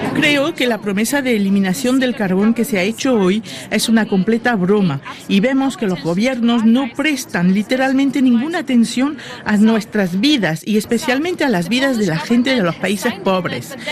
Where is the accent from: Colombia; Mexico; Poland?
Poland; Vengo de un país que alberga una de las mayores centrales eléctricas de carbón, la central de Belchatov